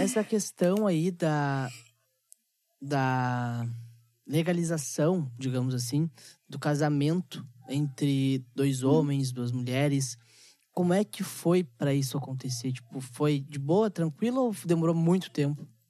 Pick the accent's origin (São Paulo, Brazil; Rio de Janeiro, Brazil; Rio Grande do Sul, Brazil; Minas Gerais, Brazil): Rio Grande do Sul, Brazil; Gaúcho; Eu, eu sou muito gaúcho em questão tradicionalista, tá? Eu gosto muito da cultura do gaúcho. Só que eu vejo que nós, gaúchos